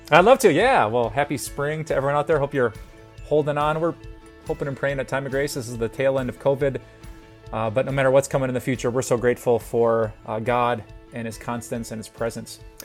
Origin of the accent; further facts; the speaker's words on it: Green Bay, Wisconsin, United States; also born or lived in Minnesota; driving back and forth to college from my hometown of Green Bay